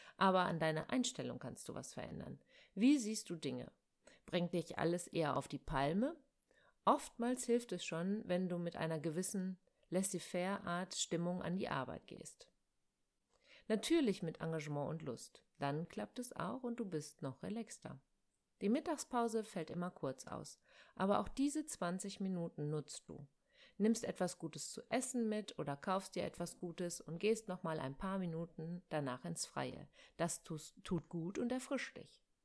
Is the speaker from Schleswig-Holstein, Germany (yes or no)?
no; Ruhr area, North Rhine-Westphalia, Germany; Bei uns im Ruhrgebiet